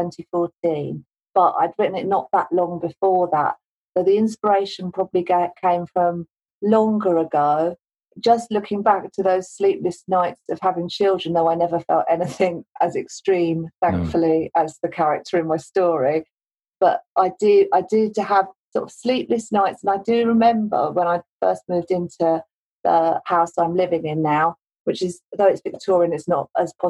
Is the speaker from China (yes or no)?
no; London, United Kingdom; moved away as an adult; now in Nottingham, United Kingdom; I live in Nottingham. I grew up in South London.